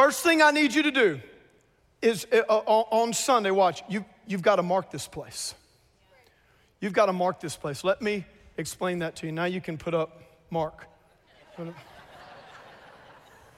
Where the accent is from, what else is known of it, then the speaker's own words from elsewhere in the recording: South Louisiana, United States; I grew up in South Louisiana.